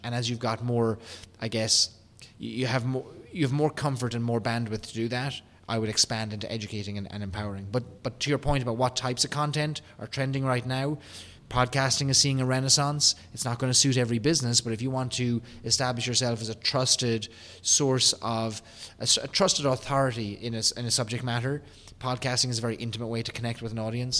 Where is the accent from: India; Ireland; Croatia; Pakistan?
Ireland; accent: Irish; my Irish accent